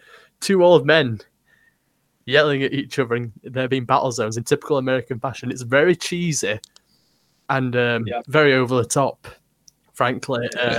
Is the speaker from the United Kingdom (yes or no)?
yes; England, United Kingdom; none of us have a say because we're English.